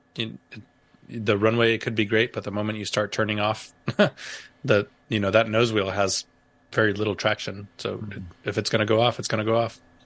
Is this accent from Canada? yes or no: no; Canóvanas, Puerto Rico; accent: Texas; also born or lived in Virginia; now in United States; I remember as a kid growing up in Canóvanas, Puerto Rico